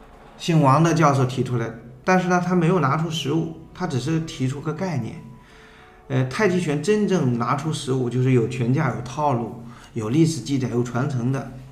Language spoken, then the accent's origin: Chinese; Wen County, Henan, China; moved away as an adult; now in Suzhou, China; 我是来自河南温县陈家沟，呃，陈氏的第十三世传人，